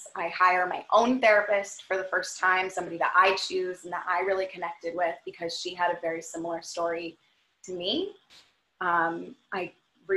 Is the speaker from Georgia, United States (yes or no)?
no; Redondo Beach, California, United States; I grew up in Redondo Beach, California